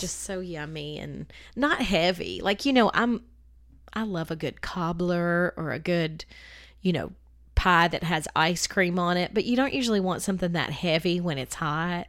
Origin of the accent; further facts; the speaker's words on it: the South, United States; I'm a Southerner